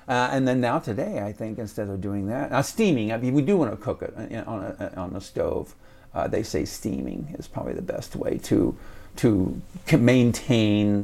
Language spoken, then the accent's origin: English; Indianapolis, Indiana, United States; We grew up in Warren Park in Indianapolis